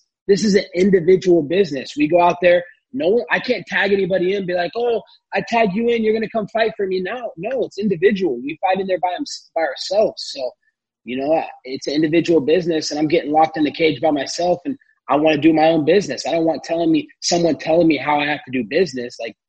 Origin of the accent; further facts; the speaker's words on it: United States; I'm an American